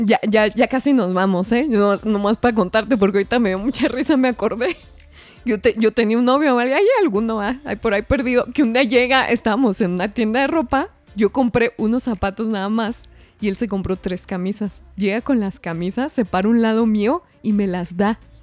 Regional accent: Parral, Chihuahua, Mexico; moved away; allá en Parral, un saludo, por cierto, a mi pueblo

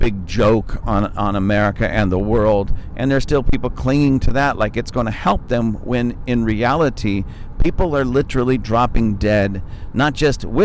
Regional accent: United States; I'm an American

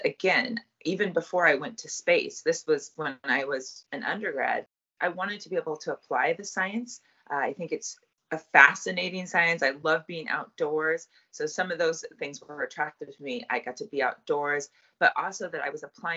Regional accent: Colorado, United States; I grew up in Colorado, so I've always lived in places where water is of a shortage

